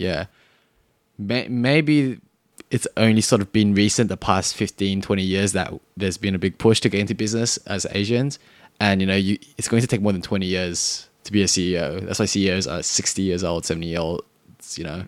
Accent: Cabramatta, New South Wales, Australia; accent: Australian; I'm from Australia. I'm from, actually, I'm from Karamata.

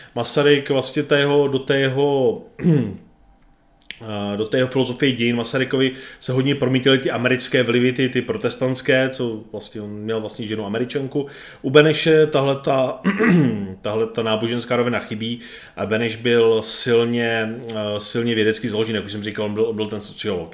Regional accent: Czechia; Tady u nás v Čechách

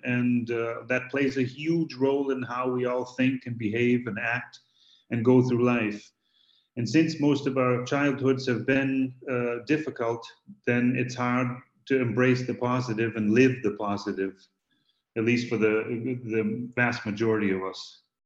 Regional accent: Boston, Massachusetts, United States; I'm from Boston

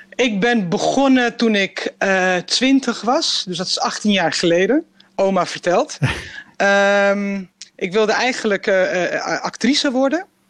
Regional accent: Amsterdam, North Holland, Netherlands; ik ben gewoon een Amsterdammer, weet je, ik ben gewoon een Nederlander.

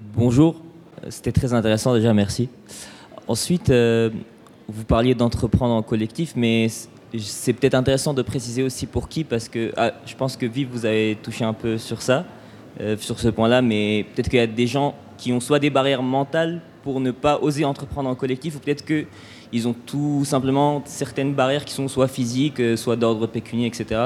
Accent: Tunisia; moi aussi je suis tunisien

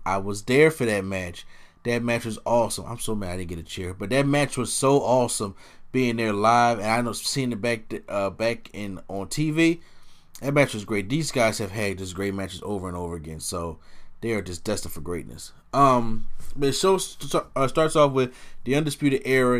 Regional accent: Philadelphia, Pennsylvania, United States; the city of Philadelphia 'cause this is my hometown city

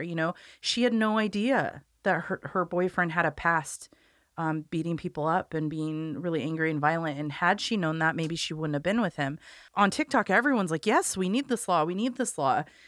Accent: Corvallis, Oregon, United States; I grew up in Corvallis, so my family knows her

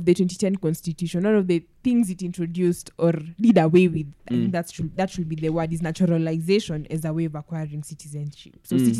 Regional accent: Kenya; I'm a citizen of Kenya by birth, because both my parents were Kenyans. I was born in Kenya

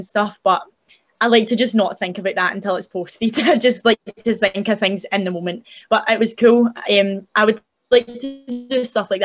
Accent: Scotland, United Kingdom; I was from Scotland

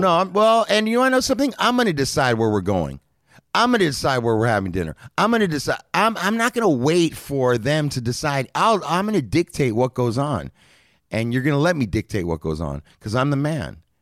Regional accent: Los Angeles, California, United States; I grew up in Los Angeles

